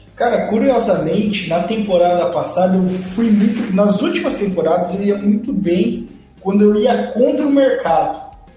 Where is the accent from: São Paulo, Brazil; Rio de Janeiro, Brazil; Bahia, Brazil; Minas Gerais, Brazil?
São Paulo, Brazil; interior of; eu sou do interior de São Paulo